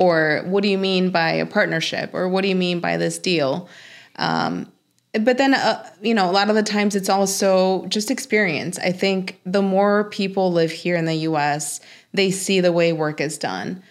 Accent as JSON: {"language": "English", "country": "Mexico", "moved": "yes", "said": "I'm from Mexico"}